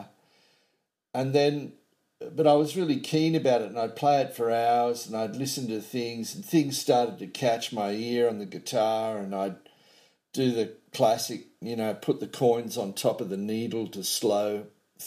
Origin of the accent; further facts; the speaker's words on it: north coast of New South Wales, Australia; also born or lived in Casino, New South Wales / Dunoon, New South Wales / Byron Bay, New South Wales / Macksville, New South Wales; I was born in the New South Wales town of Casino on the north coast of New South Wales